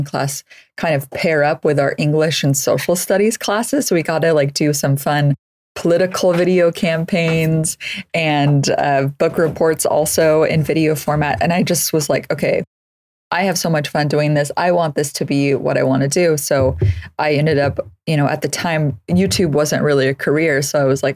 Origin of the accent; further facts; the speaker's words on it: San Francisco Bay Area, California, United States; So I grew up in the Bay Area, just north of the Golden Gate Bridge. So in the San Francisco Bay Area region